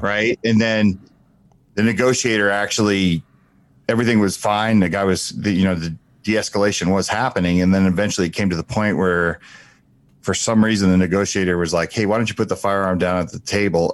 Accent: Asbury Park, New Jersey, United States; I'm from Asbury Park, New Jersey

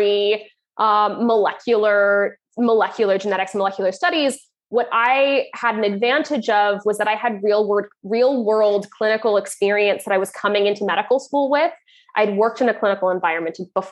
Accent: Canada; moved away as an adult; now in Ireland; I'm Canadian

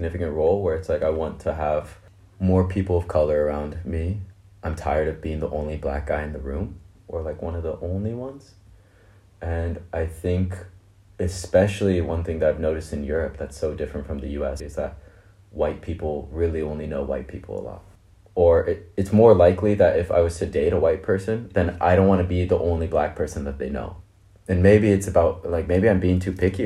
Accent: United States; I'm Black American, but I'm not like African American because I'm child of immigrants

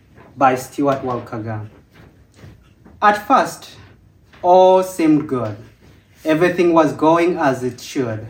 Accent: Uganda; moved away

